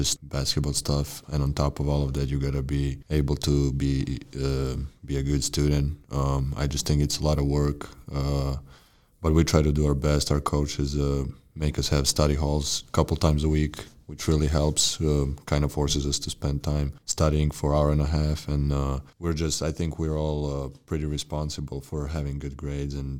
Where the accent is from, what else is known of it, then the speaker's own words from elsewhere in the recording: Belgrade, Serbia; moved away as an adult; now in Helena, United States; senior from Belgrade, Serbia